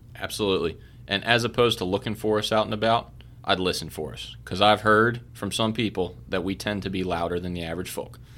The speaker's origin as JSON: {"language": "English", "town": "Baltimore", "region": "Maryland", "country": "United States", "tie": "born or raised there", "also_born_or_lived": "Kentucky", "moved": "as an adult", "said": "I was born and raised in Baltimore, Maryland"}